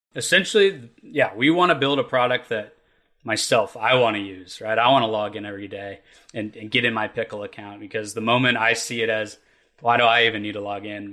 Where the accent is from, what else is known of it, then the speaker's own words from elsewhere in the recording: Kentucky, United States; the way we were raised in Kentucky and the the industries we have here